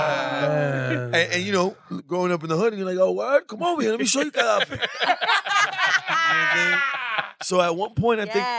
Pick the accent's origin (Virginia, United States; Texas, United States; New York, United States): New York, United States; New York City; But I was born in 204.